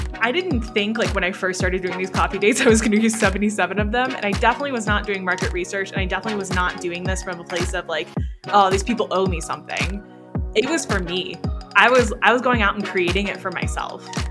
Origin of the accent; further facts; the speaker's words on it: Niceville, Florida, United States; moved away as an adult; now in Colorado, United States; I grew up in Florida. Most of my life was in Florida